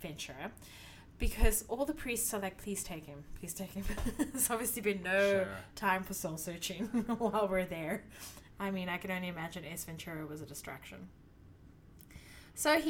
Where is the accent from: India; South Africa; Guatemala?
South Africa; as a South African